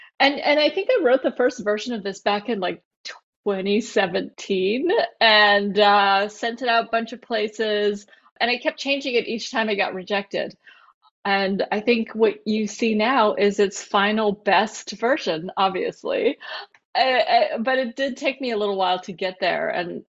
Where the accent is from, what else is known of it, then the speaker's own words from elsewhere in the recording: Japan; born there; I was born in Japan. Half of my family is Japanese.